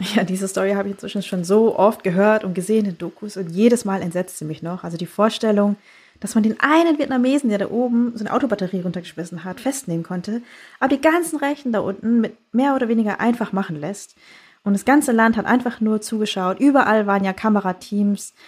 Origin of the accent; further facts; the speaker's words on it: Bavaria, Germany; moved away; ich bin in Bayern groß geworden